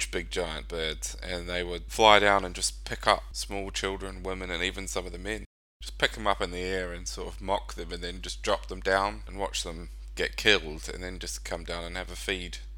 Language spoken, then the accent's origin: English; New Zealand; also born or lived in Australia; probably more personal to me where I grew up in New Zealand and Australia.